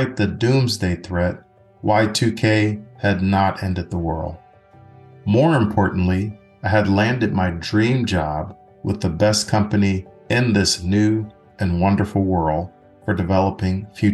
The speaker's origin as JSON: {"language": "English", "town": "East St. Louis", "region": "Illinois", "country": "United States", "tie": "born or raised there", "moved": "yes", "said": "I was that boy from East St. Louis"}